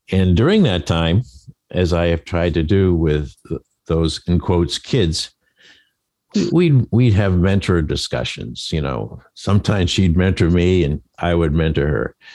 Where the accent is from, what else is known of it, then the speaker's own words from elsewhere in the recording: Maine, United States; accent: Maine; That's my Maine accent